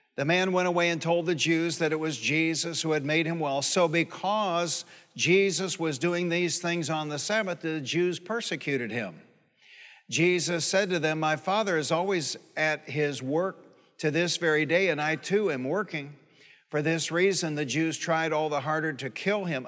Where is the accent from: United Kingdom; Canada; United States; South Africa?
United States; Detroit, Michigan; I grew up in Detroit.